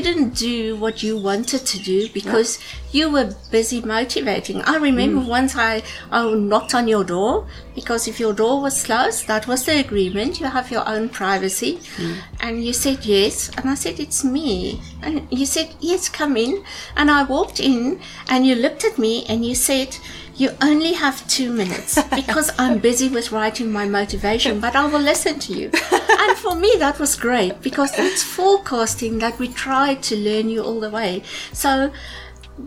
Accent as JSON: {"language": "English", "country": "South Africa", "said": "I'm from South Africa"}